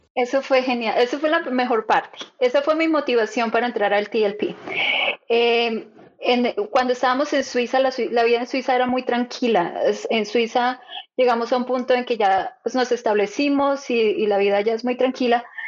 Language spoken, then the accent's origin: Spanish; Bogotá, Colombia; moved away as an adult; also born or lived in Switzerland; now in Silicon Valley, United States; yo soy de Colombia, nací en Bogotá y me crié en Bogotá toda mi vida allá hice mis estudios